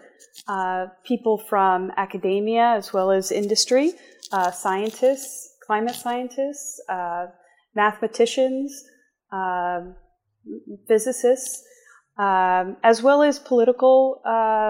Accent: Bucks County, Pennsylvania, United States; I'm born and raised in Bucks County, Pennsylvania, which is a suburb just north of Philadelphia along the Delaware River

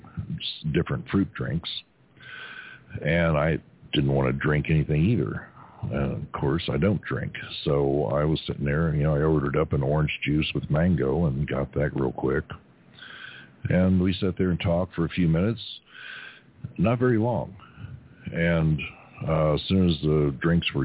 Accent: Kentucky, United States; now in Arizona, United States; when I was a kid growing up in Kentucky

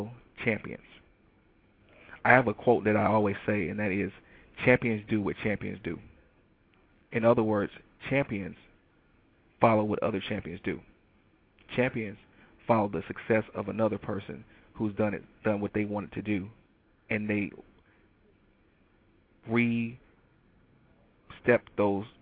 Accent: Detroit, Michigan, United States; moved away; I'm from Detroit

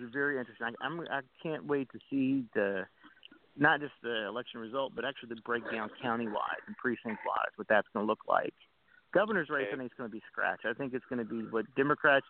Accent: Elizabethtown, Kentucky, United States; my hometown in E-Town

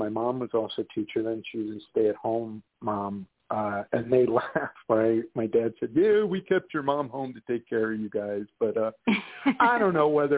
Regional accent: Lakewood, New Jersey, United States; moved away as an adult; also born or lived in Philadelphia; grew up in Lakewood, New Jersey

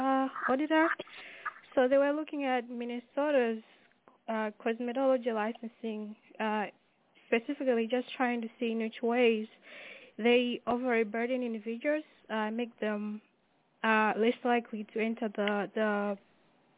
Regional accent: Malawi; moved away; I am from Malawi

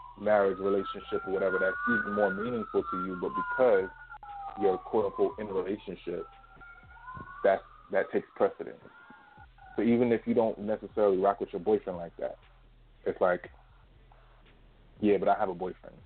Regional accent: United States; we're from America

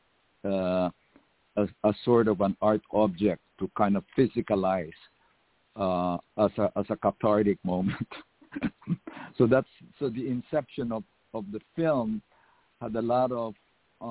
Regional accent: Philippines; moved away as an adult; now in United States; I went to a very radical high school. It was called Philippine Science High School

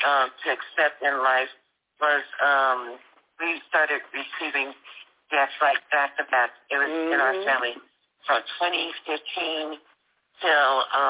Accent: Compton, California, United States; we are all from Compton.

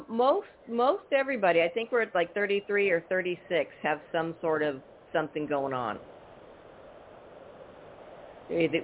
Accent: Bay Area, California, United States; now in Arizona, United States; I grew up in the Bay Area

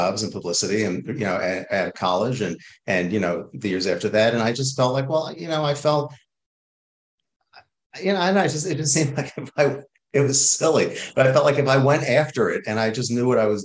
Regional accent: New York, United States; moved away as an adult; also born or lived in Boston; now in Los Angeles, United States; I'm from New York originally

